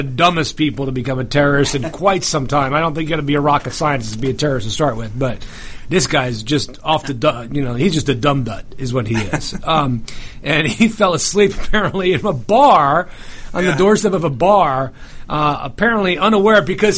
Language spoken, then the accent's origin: English; United States; moved away; I grew up near New York